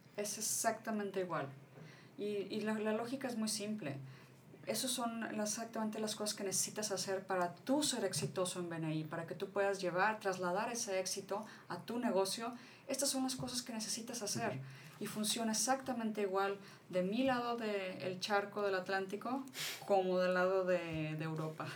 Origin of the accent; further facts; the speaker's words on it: Mexico; mi país